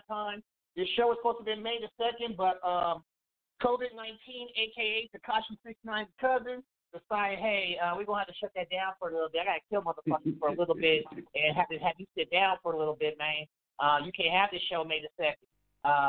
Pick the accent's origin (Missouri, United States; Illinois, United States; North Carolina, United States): Missouri, United States; Kansas City; also born or lived in Wichita; the city of Kansas City, my hometown